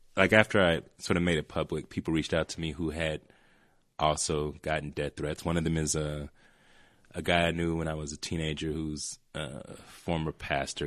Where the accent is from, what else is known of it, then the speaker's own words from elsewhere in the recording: Atlanta, Georgia, United States; moved away; growing up in Atlanta, you know, I was around enough people who like wanted to fight me